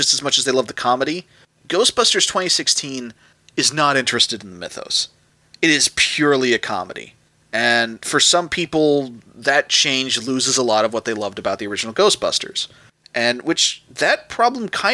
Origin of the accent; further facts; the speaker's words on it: United States; I'm an American